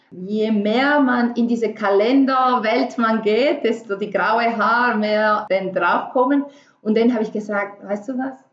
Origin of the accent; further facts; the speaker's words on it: Venezuela; German is a second language; moved away as an adult; also born or lived in Paris; Ich komme ursprünglich aus Venezuela habe ich meine ganze Leben ähm, äh, ja, dort